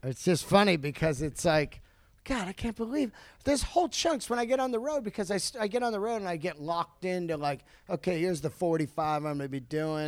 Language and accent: English; Bay Area, California, United States; growing up in the Bay Area